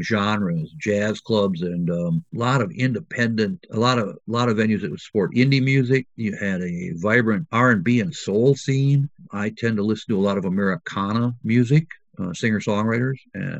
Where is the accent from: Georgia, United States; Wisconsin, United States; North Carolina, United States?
Wisconsin, United States; growing up in Wisconsin